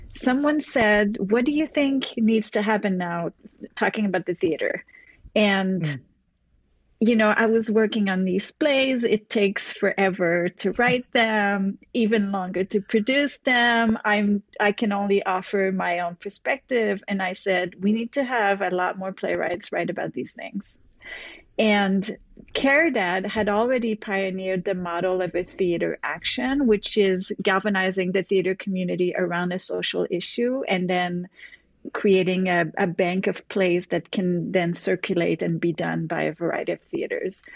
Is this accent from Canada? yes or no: yes; Montreal, Quebec, Canada; now in New York, United States; I'm originally from Canada